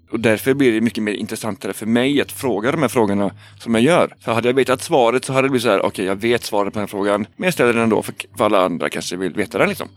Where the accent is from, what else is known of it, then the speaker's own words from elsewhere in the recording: Trollhättan, Västra Götaland, Sweden; moved away; also born or lived in Gothenburg; Jag är uppvuxen i Trollhättan